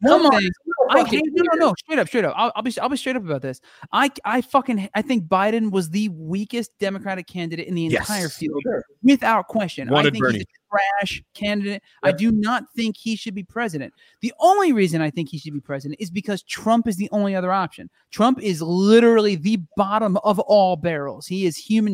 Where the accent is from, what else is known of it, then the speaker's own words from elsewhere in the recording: New Jersey, United States; now in Los Angeles, United States; I'm Italian from New Jersey. Like, I could literally point to like half my relatives who acted the exact same way my entire youth.